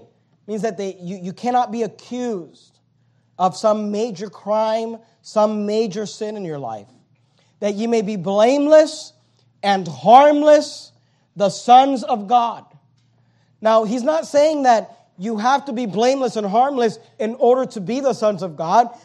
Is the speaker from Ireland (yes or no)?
no; United States; American Christians